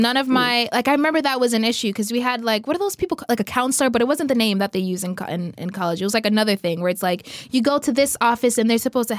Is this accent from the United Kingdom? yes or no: no; Jamaica; now in South Korea; I'm Jamaican.